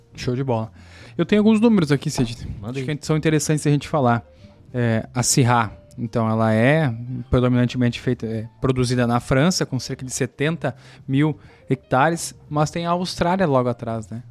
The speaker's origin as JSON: {"language": "Portuguese", "region": "Rio Grande do Sul", "country": "Brazil", "said": "como sou gaúcho"}